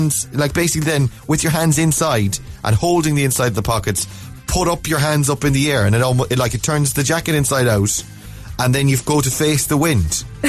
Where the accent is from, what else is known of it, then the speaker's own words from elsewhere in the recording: Ireland; We're Irish